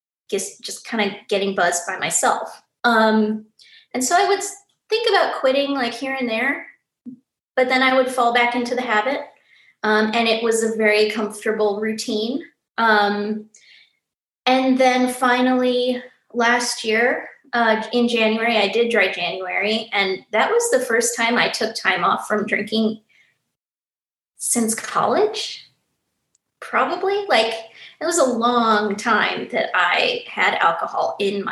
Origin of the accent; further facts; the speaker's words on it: St. Louis, Missouri, United States; moved away as an adult; also born or lived in Kansas City; now in Nashville, United States; I'm from St. Louis, went to school in Kansas City